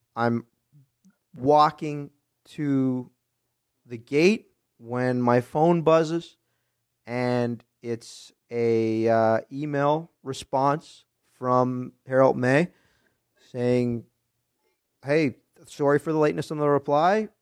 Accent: Nova Scotia, Canada; I'm on the East Coast, in Nova Scotia, so in the Maritimes, right on the Atlantic Ocean

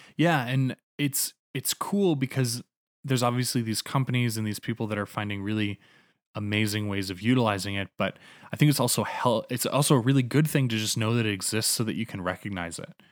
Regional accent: North Carolina, United States; moved away as an adult; also born or lived in Canada; now in Calgary, Canada; growing up in North Carolina

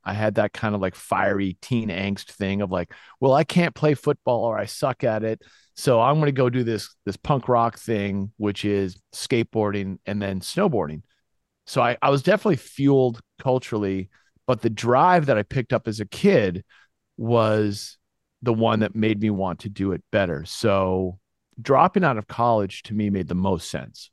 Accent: Winchester, Massachusetts, United States; also born or lived in Gloucester, Massachusetts; I moved to Winchester, Massachusetts, which is just outside of Boston, like a stone's throw away. And those were kind of the formative years

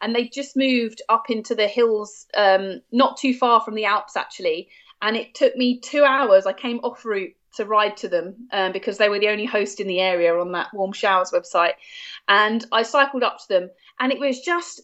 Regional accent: United Kingdom; as a British citizen

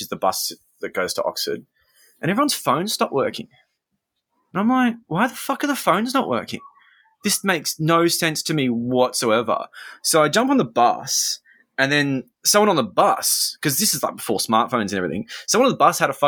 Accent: Australia; also born or lived in London; I'm Australian, but I was in London at the time.

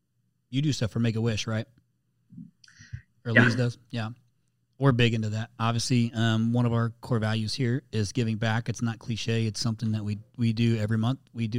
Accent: Indiana, United States; I'm from Indiana originally. Yep. Grew up there.

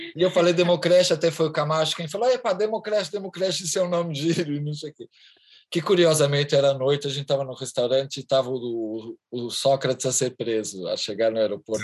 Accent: Charneca da Caparica, Setúbal, Portugal; sou da Charneca da Caparica, exatamente isso aqui é a garagem da minha casa

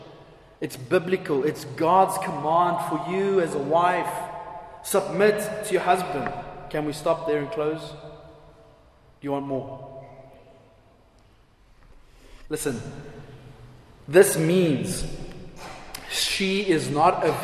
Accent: South Africa; I'm just as South African as anyone else

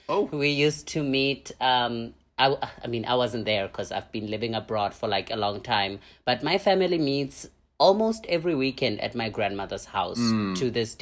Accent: Pretoria, Gauteng, South Africa; also born or lived in Thailand; now in Hanoi, Vietnam; I'm from South Africa. I grew up there. I was born in a township called Attridgeville.

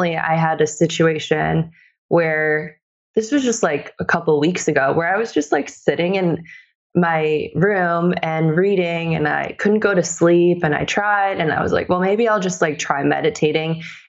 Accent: Bartlett, Illinois, United States; I grew up in the suburbs of Chicago. So I grew up in Bartlett, Illinois.

